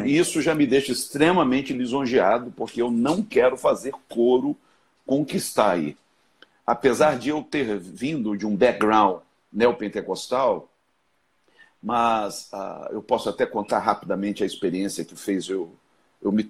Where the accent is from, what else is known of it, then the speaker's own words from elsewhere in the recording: Rio de Janeiro, Brazil; Sou do Rio, sim.